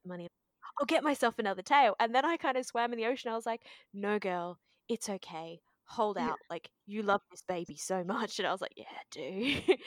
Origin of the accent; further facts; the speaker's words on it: Australia; also born or lived in Japan; I was born here in Australia